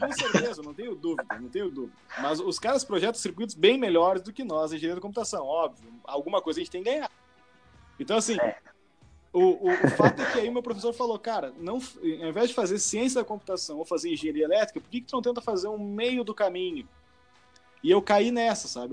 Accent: Brazil; moved away as an adult; now in Canada; eu não tenho outra cidadania, só, só, sou brasileiro

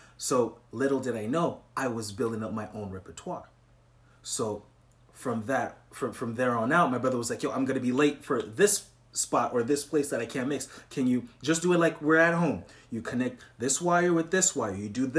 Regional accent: Montreal, Quebec, Canada; So I'm from Montreal, Canada, which is a province of Quebec.

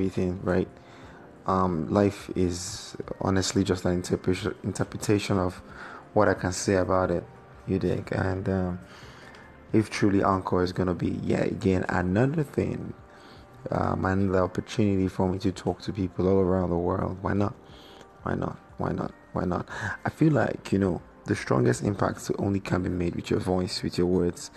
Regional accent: Nigeria; I'm Yoruba, I'm from Nigeria here

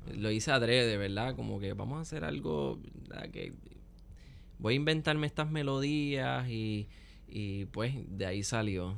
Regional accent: Puerto Rico; Con nuestra música y con nuestro instrumento nacional, el cuatro puertorriqueño.

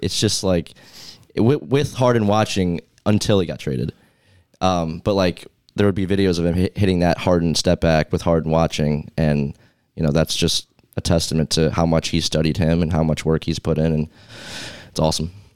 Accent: New York, United States; my hometown Knicks

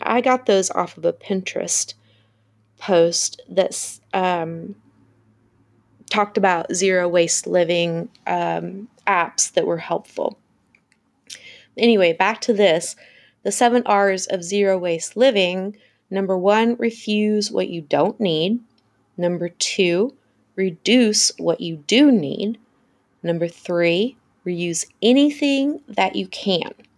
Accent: the South, United States; I'm from the South

